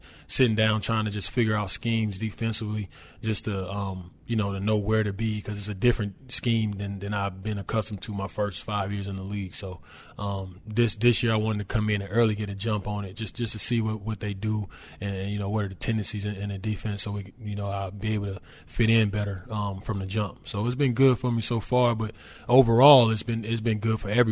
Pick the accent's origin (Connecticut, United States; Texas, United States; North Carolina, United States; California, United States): North Carolina, United States; Charlotte; now in New Orleans, United States; I'm from Charlotte, North Carolina, which is pretty small.